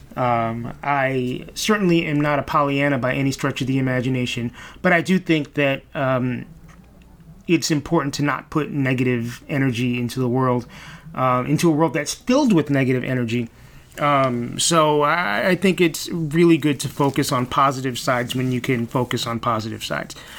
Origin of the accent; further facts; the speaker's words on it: New York City, New York, United States; I grew up here in Brooklyn, grew up in East Flatbush, East 45th in Church.